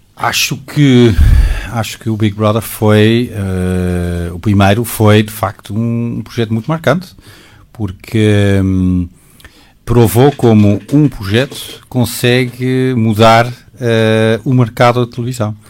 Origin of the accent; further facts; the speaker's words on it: Netherlands; Portuguese is a second language; moved away as an adult; now in Portugal; eu, sendo holandês